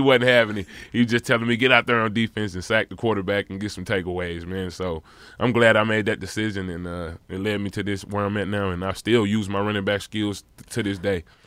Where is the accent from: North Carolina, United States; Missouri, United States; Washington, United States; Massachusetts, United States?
Missouri, United States; St. Louis; as a kid growing up in St. Louis, Missouri